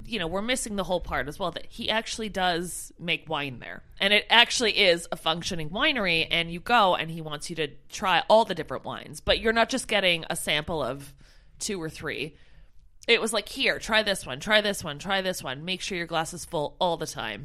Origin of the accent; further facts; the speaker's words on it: Canada; moved away as an adult; now in United Kingdom; I'm from Canada